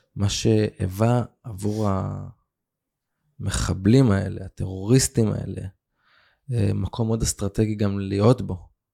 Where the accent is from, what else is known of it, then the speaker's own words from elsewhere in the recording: Israel; also born or lived in Kfar Aza, Israel; גדלתי, האמת שדווקא גדלתי פה באזור, אה. אה, עם הרבה גלגולים